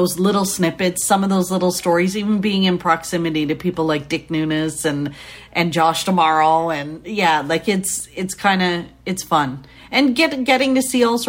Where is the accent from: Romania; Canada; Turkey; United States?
Canada; So being Canadian